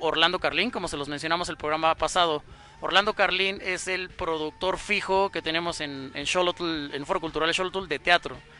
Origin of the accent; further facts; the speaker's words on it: Mexico; entre nosotros como mexicanos